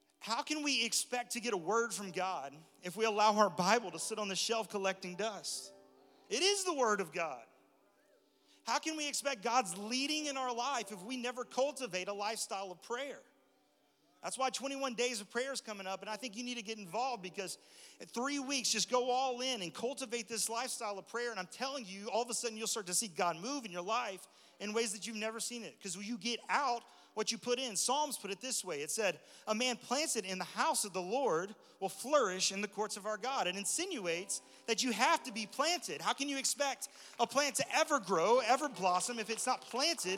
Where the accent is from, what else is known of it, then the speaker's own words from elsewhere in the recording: Texas, United States; I'm from Texas, born and raised in Texas, but a lot of my family's from Alabama